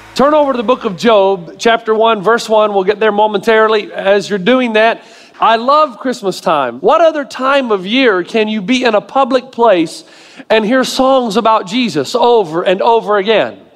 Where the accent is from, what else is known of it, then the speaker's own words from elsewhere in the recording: Tennessee, United States; moved away; I grew up in Tennessee